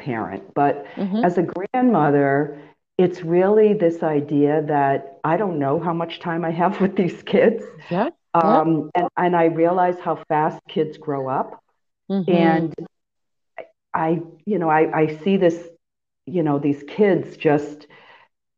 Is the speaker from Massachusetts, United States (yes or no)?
yes; Massachusetts, United States; moved away as an adult; also born or lived in Florida; Massachusetts is home